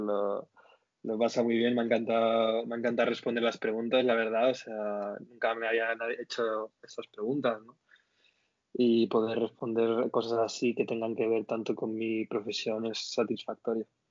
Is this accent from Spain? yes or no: yes; Spain; como españoles